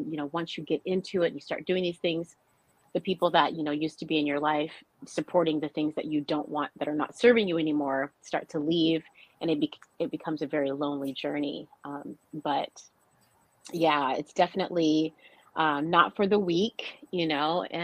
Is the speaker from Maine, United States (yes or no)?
no; North Dakota, United States; I grew up in an Air Force family, and, and I grew up in North Dakota uh, most of my childhood and in, in, high school years.